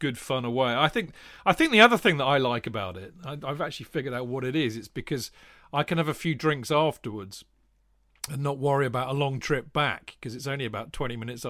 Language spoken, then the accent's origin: English; Winchester, South East England, United Kingdom; And me, all born in Winchester